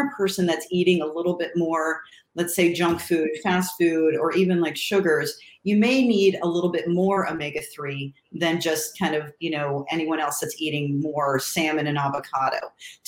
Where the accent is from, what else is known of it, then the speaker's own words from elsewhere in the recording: Ohio, United States; when I grew up in Ohio, and I was in the suburbs